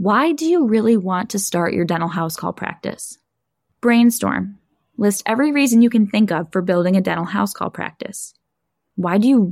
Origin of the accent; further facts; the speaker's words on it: Buffalo, New York, United States; here in my hometown in Buffalo, New York